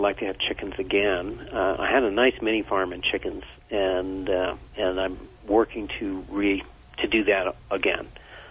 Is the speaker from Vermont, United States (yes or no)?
yes; Vermont, United States; Well, I grew up in Vermont, and no one wanted to go hunting on the last day of hunting season.